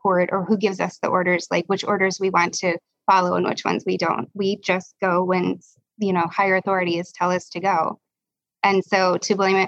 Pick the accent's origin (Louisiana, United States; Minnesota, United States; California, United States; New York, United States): Minnesota, United States; I'm from Minnesota